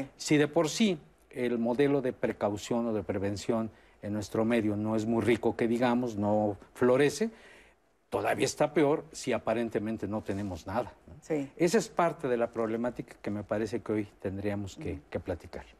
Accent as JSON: {"language": "Spanish", "country": "Mexico", "said": "en el medio mexicano somos muy"}